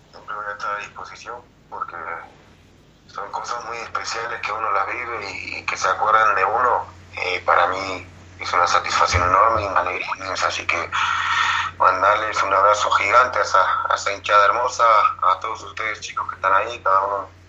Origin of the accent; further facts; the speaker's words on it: Uruguay; a nosotros uruguayos nos gusta el meter, el correr